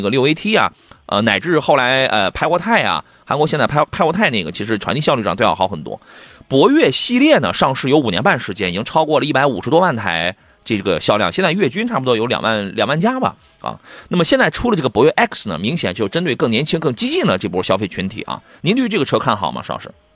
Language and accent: Chinese; Qingdao, Shandong, China; 在我老家亲岛